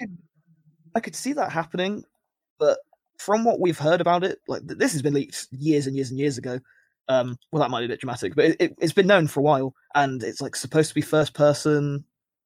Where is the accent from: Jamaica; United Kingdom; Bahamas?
United Kingdom; I'm British